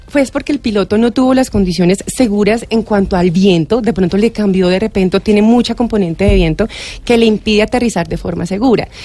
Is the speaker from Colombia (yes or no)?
yes; Colombia; Nosotros somos colombianos